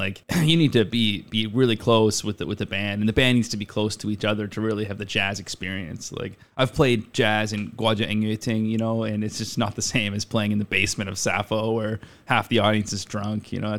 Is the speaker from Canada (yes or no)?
yes; Halifax, Nova Scotia, Canada; moved away as an adult; also born or lived in Denton, Texas; I'm from Halifax, Nova Scotia, Canada. That's a suburb of Halifax, like really getting pretty close to the country, you could say.